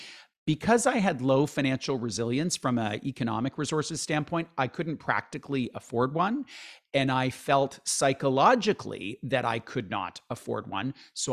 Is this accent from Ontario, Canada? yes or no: yes; London, Ontario, Canada; No, like I grew up in London, Ontario in the 70s and 80s.